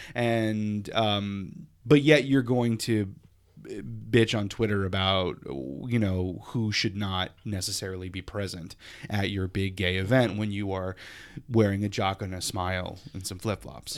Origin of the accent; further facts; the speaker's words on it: Lafayette, Louisiana, United States; now in Hartford, United States; I never had pride happening in my South Louisiana hometown.